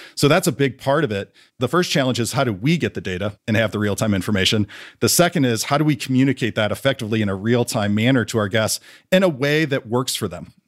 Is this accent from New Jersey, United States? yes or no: no; St. Louis, Missouri, United States; I grew up in Saint Louis, Missouri, pretty big family